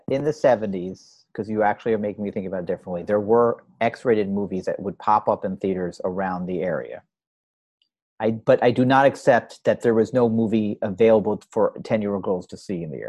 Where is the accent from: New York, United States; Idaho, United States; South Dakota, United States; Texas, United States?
New York, United States; New York City; I grew up around 86 in Park Avenue.